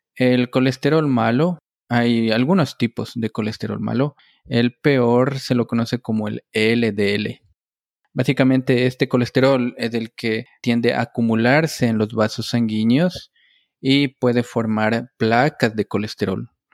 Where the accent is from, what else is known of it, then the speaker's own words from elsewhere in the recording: Ecuador; moved away as an adult; also born or lived in Connecticut, United States / New Jersey, United States; now in Stamford, United States; yo soy un médico ecuatoriano. Obtuve mi grado de médico en la Universidad Central del Ecuador